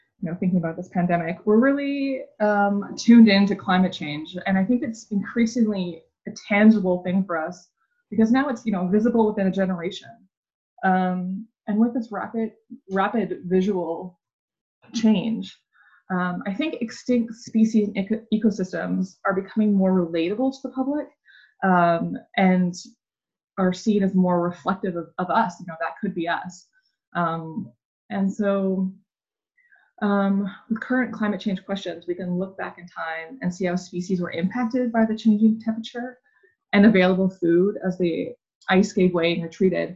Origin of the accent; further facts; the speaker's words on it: Vancouver Island, British Columbia, Canada; I grew up on Vancouver Island